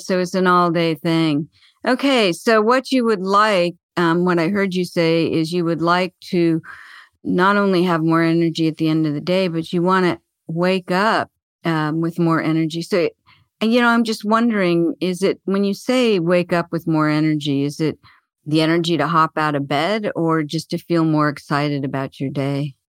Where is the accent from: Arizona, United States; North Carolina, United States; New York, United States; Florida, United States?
Arizona, United States; I was born in Arizona and I still live here